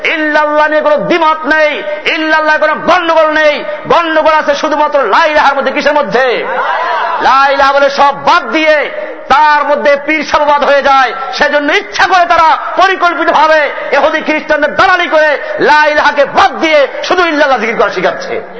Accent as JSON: {"language": "Bangla", "town": "Barisal", "region": "Barisal Division", "country": "Bangladesh", "tie": "born or raised there", "said": "আমার বাড়ি বরিশালে"}